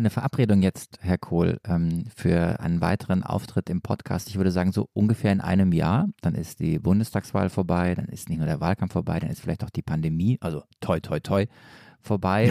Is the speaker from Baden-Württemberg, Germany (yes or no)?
yes; Stuttgart area, Baden-Württemberg, Germany; accent: Swabian; ich komme eigentlich äh, aus Stuttgart oder aus der Nähe von Stuttgart